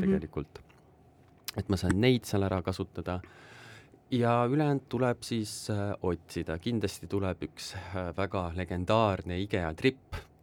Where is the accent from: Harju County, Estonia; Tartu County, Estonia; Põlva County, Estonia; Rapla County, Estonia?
Tartu County, Estonia; Tartu; ma olen Tartust